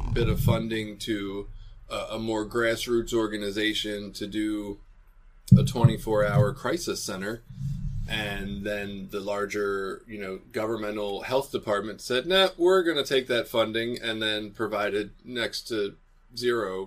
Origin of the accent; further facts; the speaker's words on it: Baltimore, Maryland, United States; I'm from Baltimore. I've been there my whole life